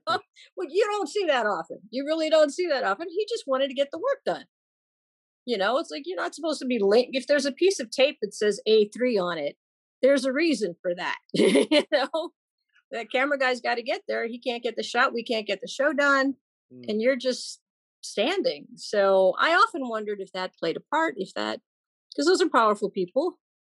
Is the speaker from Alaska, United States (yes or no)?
no; Chicago, Illinois, United States; I grew up in Chicago, born and raised